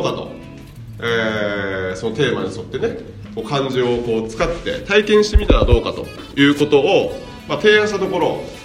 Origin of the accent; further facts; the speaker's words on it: Nagaoka, Niigata, Japan; 僕は新潟県の長岡市の出身なんですけど